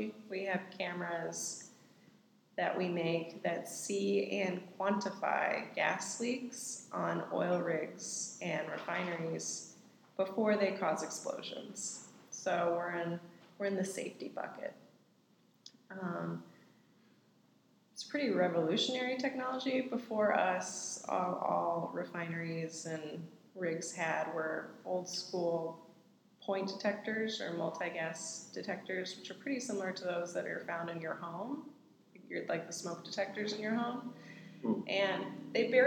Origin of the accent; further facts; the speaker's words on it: Huntsville, Alabama, United States; moved away as an adult; now in Houston, United States; I grew up in Huntsville, got out of Alabama pretty much as soon as possible.